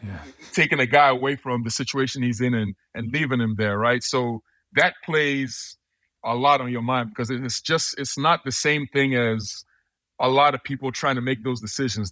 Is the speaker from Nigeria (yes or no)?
yes; Nigeria; also born or lived in United States; now in London, United Kingdom; I'm from Nigeria. My parents are from Nigeria, so I would usually I would go back to Nigeria all the time